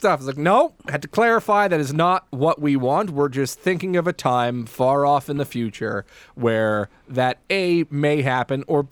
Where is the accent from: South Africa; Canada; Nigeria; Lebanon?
Canada; Surrey, British Columbia; I grew up in Wally